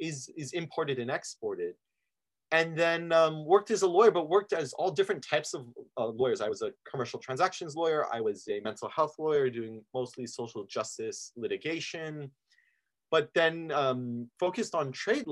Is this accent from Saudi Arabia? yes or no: yes; Saudi Arabia; also born or lived in Lebanon; now in Oregon, United States; I'm originally from Lebanon. And in Oregon, I always have to say Lebanon, the country, not the town. And like many Lebanese families, we migrated a lot. So I've bounced around my whole life. Grew up mostly actually in Saudi Arabia